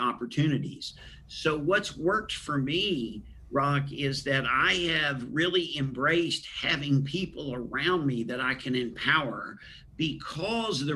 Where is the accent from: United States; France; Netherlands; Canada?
United States; Huntington, West Virginia; I grew up in West Virginia, Huntington, West Virginia